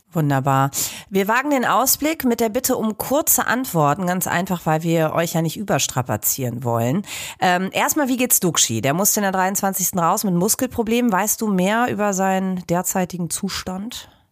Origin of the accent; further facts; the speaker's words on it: Sauerland, North Rhine-Westphalia, Germany; now in Bremen, Germany; im wunderschönen Sauerland, Knipsers und meine Heimat